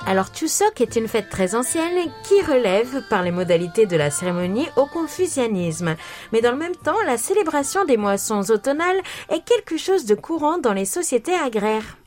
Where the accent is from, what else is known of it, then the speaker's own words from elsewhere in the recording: France; moved away; chez nous en France